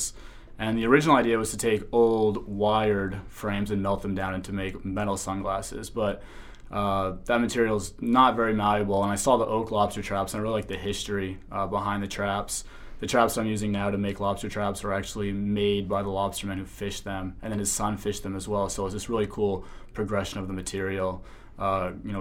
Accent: Harpswell, Maine, United States; also born or lived in Portland, Maine; I was born in Portland and grew up on the coast of Harpswell

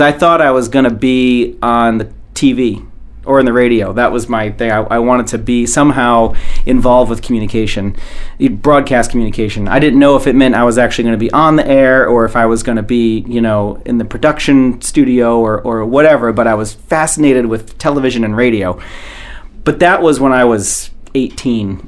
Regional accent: Rhode Island, United States; moved away as an adult; now in Maine, United States; I come from a very rural farming type place in Rhode Island and real small town

